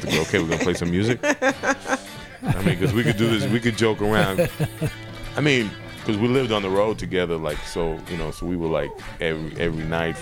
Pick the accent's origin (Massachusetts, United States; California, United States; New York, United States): New York, United States; New York City; I grew up in New York